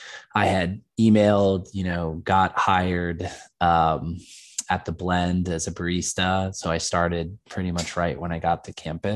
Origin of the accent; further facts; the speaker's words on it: Dayton, Ohio, United States; I grew up in Dayton, Ohio, and I was at UD from 2007 to 2011.